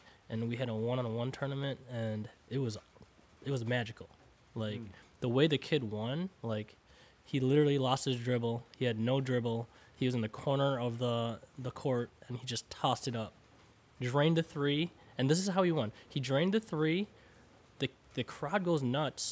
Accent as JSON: {"language": "English", "country": "United States", "tie": "born or raised there", "said": "I grew up here in the United States"}